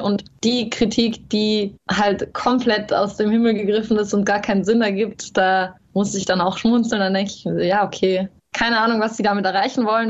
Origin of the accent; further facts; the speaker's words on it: Carinthia, Austria; accent: Carinthian; ich habe zwar selber sehr lange Dialekt gesprochen